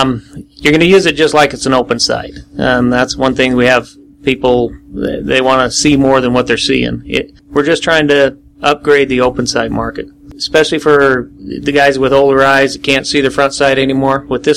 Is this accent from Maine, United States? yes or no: no; Blackfoot, Idaho, United States; Okay, we're from Blackfoot, Idaho, all of us that are owners and everybody that helps out in this.